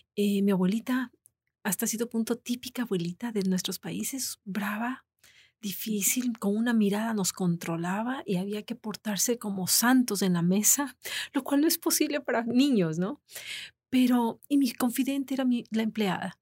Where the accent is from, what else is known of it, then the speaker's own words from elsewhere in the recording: Ecuador; moved away as an adult; also born or lived in Florida, United States; now in United States; fiesta nacional en mi país